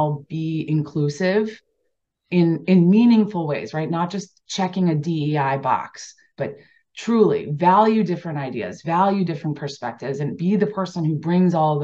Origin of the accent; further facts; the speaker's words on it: Delaware, United States; I grew up in Delaware, so you know, East Coast lacrosse for sure was prevalent